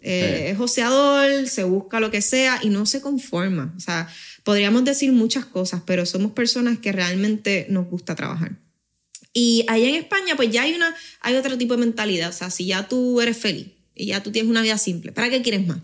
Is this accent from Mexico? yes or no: no; Puerto Rico; accent: boricua; also born or lived in Spain / Tenerife / Madrid / Badajoz; el haber tenido cierta parte de mi niñez allá y mi adolescencia en Puerto Rico